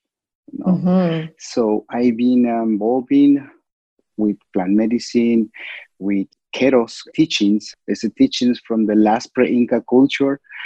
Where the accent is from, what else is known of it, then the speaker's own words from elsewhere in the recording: Cusco, Peru; I originally from Cusco. I'm from Cusco, Peru